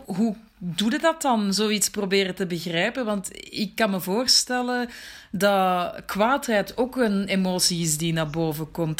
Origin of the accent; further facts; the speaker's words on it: Antwerp, Flanders, Belgium; moved away as an adult; also born or lived in Brussels; now in Marrakesh, Morocco; Ik werd geboren op 7 april 1980 in Merksem.